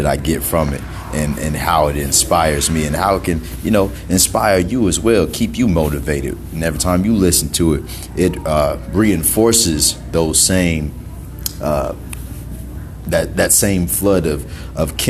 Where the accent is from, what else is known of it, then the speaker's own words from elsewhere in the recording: Greenville, South Carolina, United States; now in Atlanta, United States; Greenville, South Carolina, originally. But I live in Atlanta.